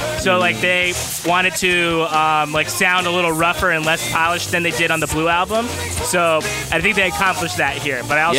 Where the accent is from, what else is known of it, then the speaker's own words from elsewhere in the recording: Downey, California, United States; I'm from Downey.